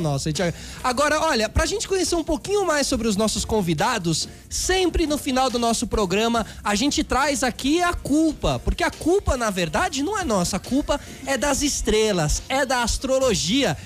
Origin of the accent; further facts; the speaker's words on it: Brazil; a gente aqui como brasileiro